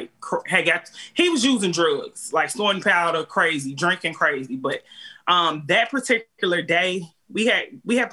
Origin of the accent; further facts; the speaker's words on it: Chicago, Illinois, United States; now in Clayton County, Georgia, United States; I'm from Chicago, I ain't got nobody down here